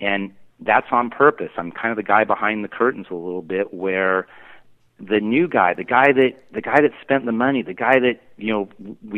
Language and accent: English; Newport Beach, California, United States; also born or lived in Pacific Northwest; the town I grew up in Newport Beach